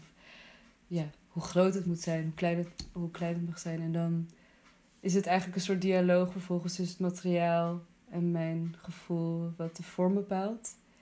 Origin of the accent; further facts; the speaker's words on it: Netherlands; also born or lived in Afghanistan; in het plek waar ik ben opgegroeid